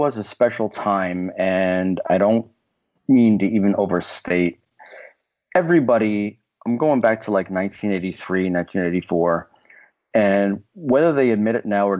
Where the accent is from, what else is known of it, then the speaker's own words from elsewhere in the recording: New York, United States; I'm from New York, born and raised in New York.